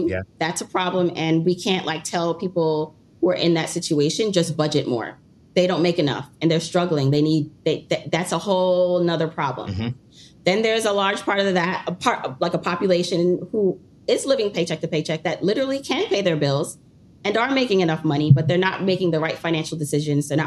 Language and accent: English; Jamaica; moved away; We came to this country. I'm from originally from Jamaica